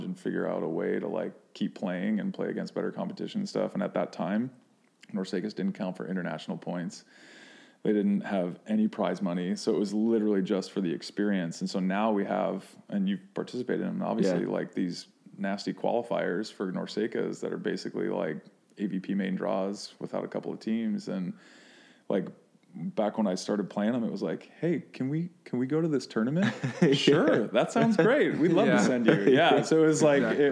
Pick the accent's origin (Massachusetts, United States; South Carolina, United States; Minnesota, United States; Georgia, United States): Minnesota, United States; moved away; growing up in Minnesota